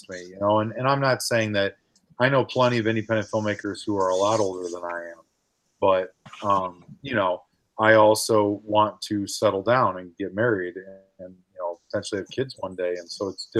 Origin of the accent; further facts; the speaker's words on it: St. Charles, Illinois, United States; where I grew up in St. Charles